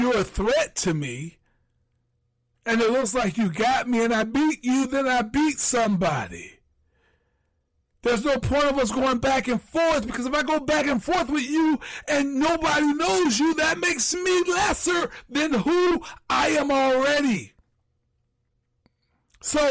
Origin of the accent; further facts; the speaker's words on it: Jacksonville, Florida, United States; Jacksonville, Florida, my hometown, my lucky place